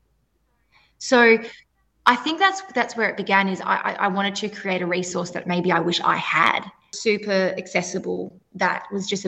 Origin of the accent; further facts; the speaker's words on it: Perth, Western Australia, Australia; I am from Perth, WA.